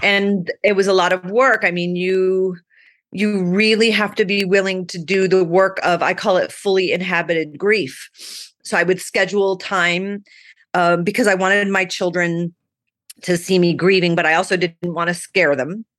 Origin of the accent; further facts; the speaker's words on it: Phoenix, Arizona, United States; also born or lived in Manhattan, New York; I grew up in Phoenix, Arizona. I was born in Manhattan, but I was three when we left, so I don't sound like a New Yorker.